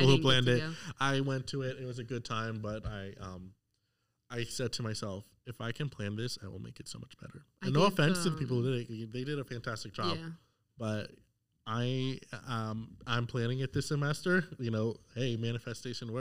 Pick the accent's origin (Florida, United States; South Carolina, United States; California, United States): Florida, United States; South; moved away as an adult; now in North Carolina, United States; I'm from South Florida